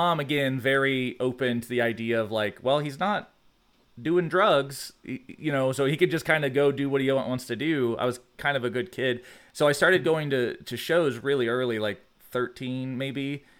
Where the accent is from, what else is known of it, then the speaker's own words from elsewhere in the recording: Georgia, United States; I was raised in South Georgia.